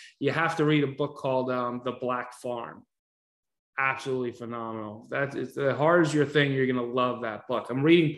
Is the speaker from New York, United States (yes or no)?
yes; Westchester County, New York, United States; also born or lived in Sleepy Hollow, New York; I grew up in Westchester County, New York